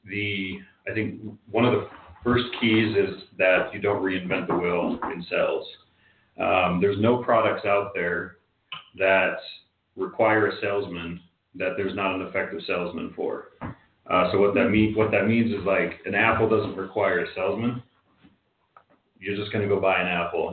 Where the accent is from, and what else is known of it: Park City, Utah, United States